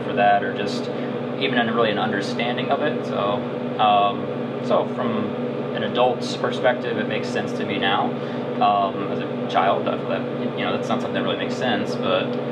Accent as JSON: {"language": "English", "area": "outside of Philadelphia", "region": "Pennsylvania", "country": "United States", "tie": "born or raised there", "also_born_or_lived": "Chicago", "moved": "as an adult", "said": "I grew up outside of Philadelphia, and ended up moving to Chicago for art school"}